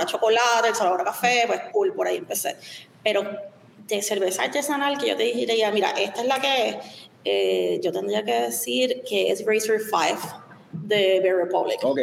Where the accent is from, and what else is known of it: Puerto Rico; also born or lived in Chicago / San Francisco